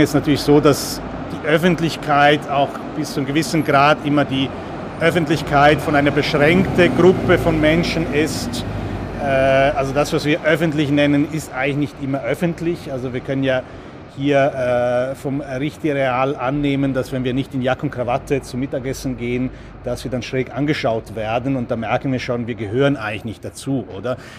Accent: Italy; moved away; ich bin in Italien aufgewachsen

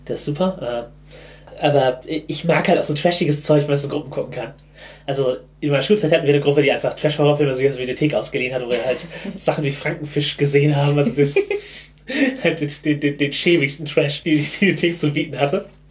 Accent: Germany; ich bin halt im Hamburger Speckgürtel aufgewachsen

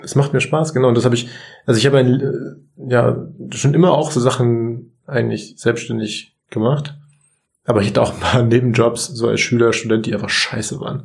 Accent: Munich, Bavaria, Germany; ich komme aus München

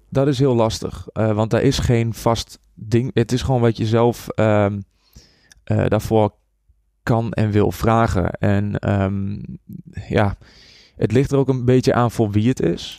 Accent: Borculo, Gelderland, Netherlands; also born or lived in Enschede; Ik kom uit Borkelo. Daar ben ik opgegroeid.

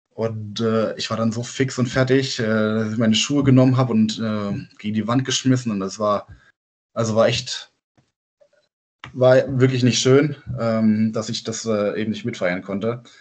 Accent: Offenburg, Baden-Württemberg, Germany; accent: Badisch; ja, also wir, wir kommen aus Offenburg, das sage ich, äh, also klar Südbaden und wir reden dort auch Badisch.

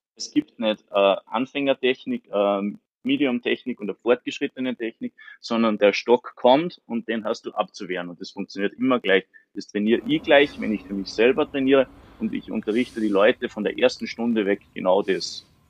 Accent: Salzburg, Austria; Ich bin aus Salzburg.

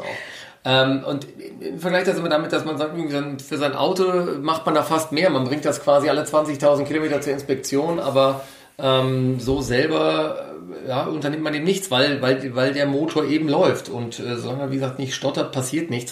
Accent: Ruhr area, North Rhine-Westphalia, Germany; moved away as an adult; now in Munich, Germany; nach München entsandt worden, habe dann hier mein Studium absolviert, bin nicht ins Ruhrgebiet traurigerweise manchmal zurückgekehrt

